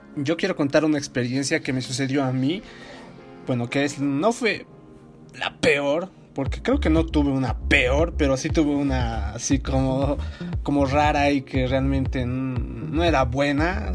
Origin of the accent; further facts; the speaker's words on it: La Paz, Bolivia; de mi ciudad, ¿no? De La Paz, Bolivia